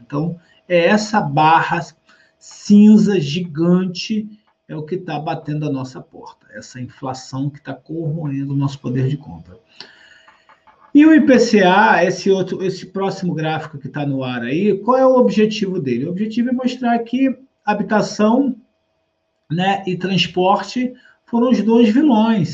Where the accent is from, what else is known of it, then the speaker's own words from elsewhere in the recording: Rio de Janeiro, Brazil; Eu que sou do Rio de Janeiro aqui com vocês